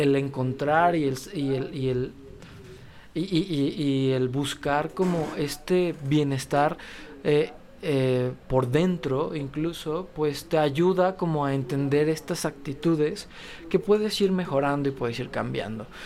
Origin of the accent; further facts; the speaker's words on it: León, Guanajuato, Mexico; venimos de León, Guanajuato